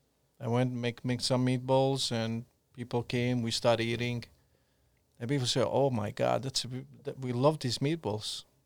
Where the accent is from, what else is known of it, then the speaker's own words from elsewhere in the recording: Montenegro; born there; I was born in Montenegro, mixed parents. My mom is Croatian and Montenegrin.